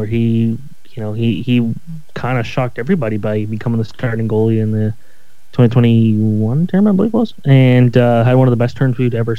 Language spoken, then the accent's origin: English; Canada; I'm Canadian